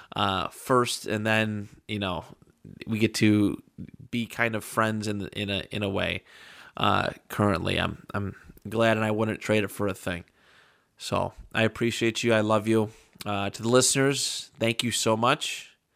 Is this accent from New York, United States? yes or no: yes; Buffalo, New York, United States; we're from Buffalo